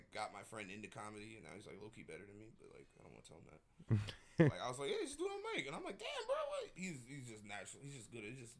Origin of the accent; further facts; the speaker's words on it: Dayton, Ohio, United States; No, I'm from Dayton.